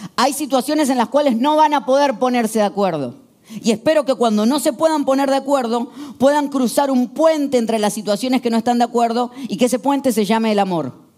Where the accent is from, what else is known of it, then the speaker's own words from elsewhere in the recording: Argentina; El 80% somos argentinos